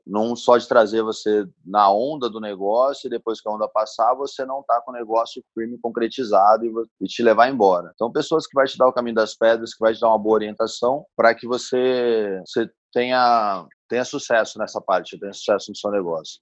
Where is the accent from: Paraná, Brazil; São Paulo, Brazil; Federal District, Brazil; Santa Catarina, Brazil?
São Paulo, Brazil; Bauru; moved away as an adult; now in Ribeirão Preto, Brazil; Eu vim para Ribeirão Preto, sou de Bauru